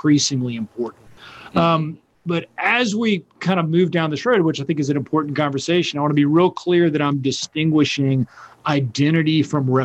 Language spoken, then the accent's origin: English; North Carolina, United States; am a Southerner, I'm a North Carolinian, I'm an Appalachian